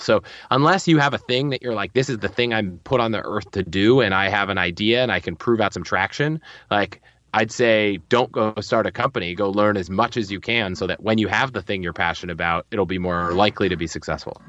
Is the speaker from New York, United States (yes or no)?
no; Northern Virginia, United States; moved away as an adult; also born or lived in Colorado; I grew up in Northern Virginia